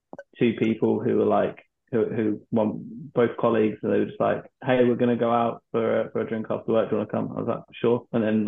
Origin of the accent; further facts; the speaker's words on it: United Kingdom; And everyone's kind of in the same boat because it's like a hot country, and we're all British, and we're all going out and drinking way too much